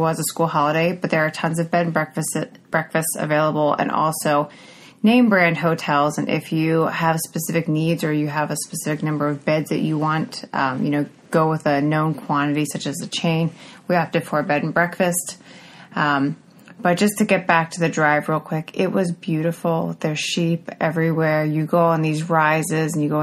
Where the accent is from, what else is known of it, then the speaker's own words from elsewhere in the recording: Northeast, United States; we're from the Northeast, where we have smaller than average roads